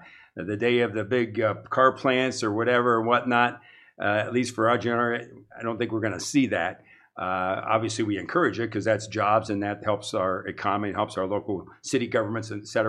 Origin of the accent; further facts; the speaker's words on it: New Philadelphia, Ohio, United States; Well, I think really it was wholesome. It was one word I could say. Growing up in almost Mayberry back in that time